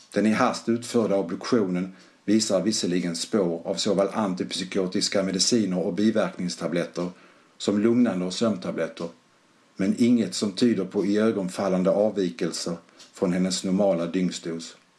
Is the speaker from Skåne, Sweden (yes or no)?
yes; Malmö, Skåne, Sweden; accent: skorrande; now in Gothenburg, Sweden; Är ursprungligen från Malmö som säkert hörs på min smått skorrande dialekt